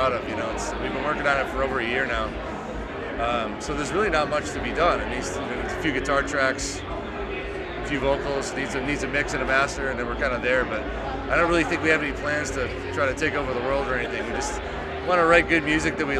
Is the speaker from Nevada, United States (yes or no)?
no; Easthampton, Massachusetts, United States; there's one in East Hampton, my hometown, Fort Hill Brewery